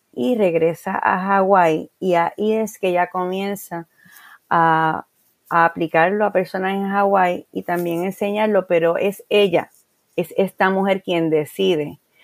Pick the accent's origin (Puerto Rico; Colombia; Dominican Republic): Puerto Rico; Guayama; also born or lived in San Juan; Y en el año 1994 yo abro en, en mi pueblo, en Guayama, una librería